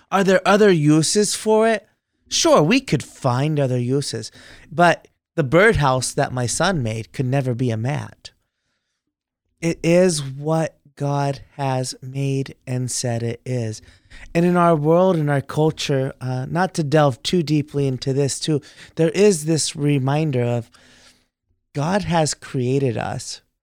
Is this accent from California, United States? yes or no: no; Texas, United States; moved away; middle school, high school, I grew up in Texas there